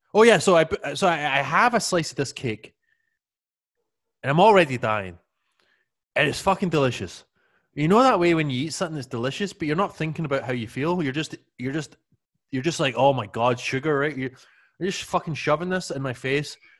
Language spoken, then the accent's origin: English; Scotland, United Kingdom; I always remember growing up in Scotland